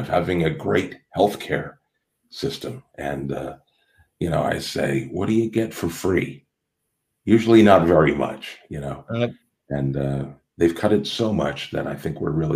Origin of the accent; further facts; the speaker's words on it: Toronto, Ontario, Canada; in Canada, which is where I'm from, you know, I'm from Toronto, Canada